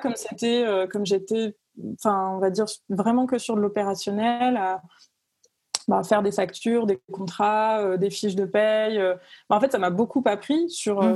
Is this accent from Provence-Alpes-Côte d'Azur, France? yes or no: yes; Cavaillon, Provence-Alpes-Côte d'Azur, France; moved away as an adult; now in Lyon, France; j'habite à Lyon, mais je viens pas de, Lyon. Je viens du sud de la France, donc j'ai grandi à Cavaillon